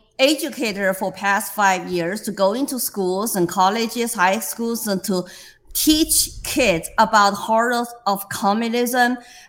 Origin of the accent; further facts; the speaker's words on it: Sichuan, China; English is a second language; moved away as an adult; also born or lived in Shanghai, China; now in New Hampshire, United States; I was born in communist China, and I grew up in Mao's Cultural Revolution from 2 years old to 12 years old, and I was living on food rationing coupons with my working class poor family